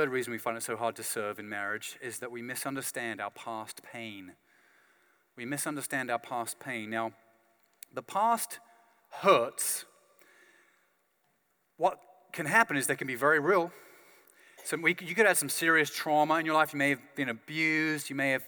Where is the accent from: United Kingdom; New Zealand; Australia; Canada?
United Kingdom; I'm British